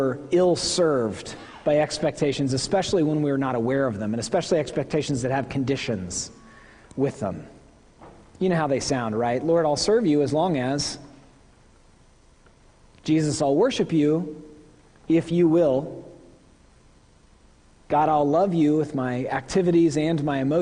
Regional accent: Tulsa, Oklahoma, United States; The church I grew up at in Tulsa, Oklahoma, First United Methodist

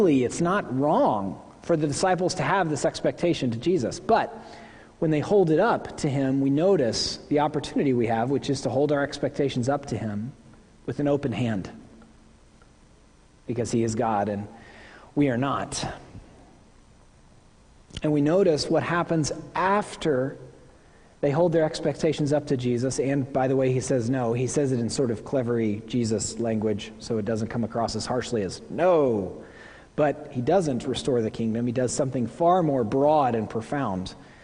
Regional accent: Tulsa, Oklahoma, United States; The church I grew up at in Tulsa, Oklahoma, First United Methodist

